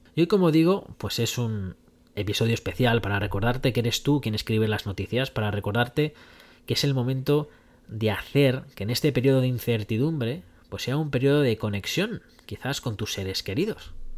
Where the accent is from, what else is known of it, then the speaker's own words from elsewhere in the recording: Madrid, Community of Madrid, Spain; Yo soy pues de Madrid